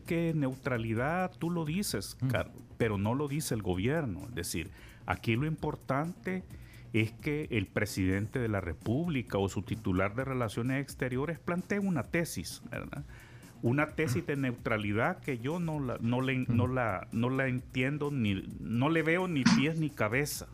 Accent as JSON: {"language": "Spanish", "country": "El Salvador"}